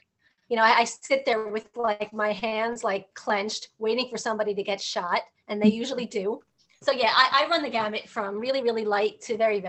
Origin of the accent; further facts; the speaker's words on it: New York City, New York, United States; I'm from Manhattan